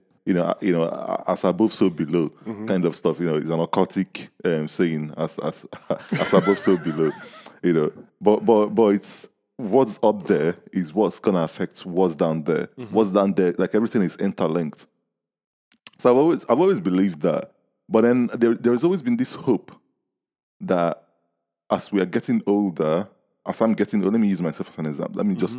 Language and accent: English; Nigeria; now in United Kingdom; I grew up in Nigeria.